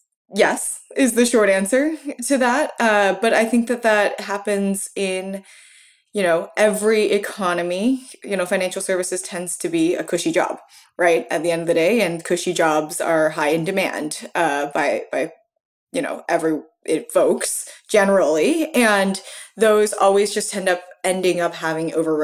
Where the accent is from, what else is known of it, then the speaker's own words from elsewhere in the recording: United States; as an American